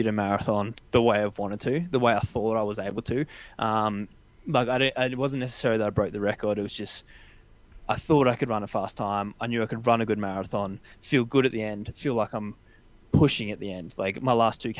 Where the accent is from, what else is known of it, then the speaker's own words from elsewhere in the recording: Canberra, Australian Capital Territory, Australia; I grew up in Canberra